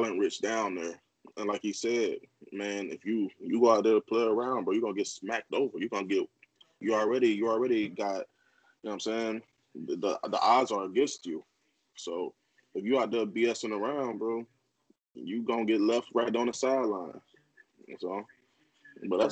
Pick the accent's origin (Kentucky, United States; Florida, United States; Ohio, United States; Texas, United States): Florida, United States; Indiantown; I'm from Indiantown